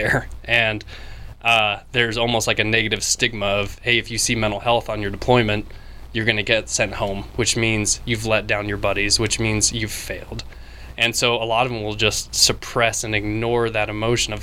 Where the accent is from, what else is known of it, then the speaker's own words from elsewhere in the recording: Wyoming, United States; I am from Wyoming